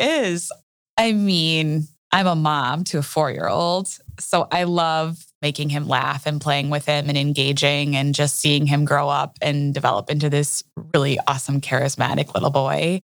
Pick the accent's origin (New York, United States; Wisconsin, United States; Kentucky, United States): Wisconsin, United States; Wauwatosa; also born or lived in Minneapolis, Minnesota; I am a Wauwatosa native, Wauwatosa, Wisconsin